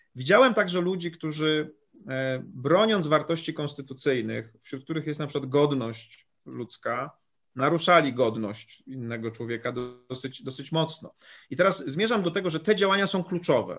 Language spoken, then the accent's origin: Polish; Poland; ja pochodzę z małej miejscowości